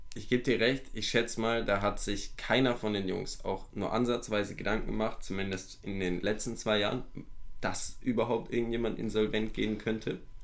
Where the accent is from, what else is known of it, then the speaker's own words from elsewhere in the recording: Germany; bei uns in Deutschland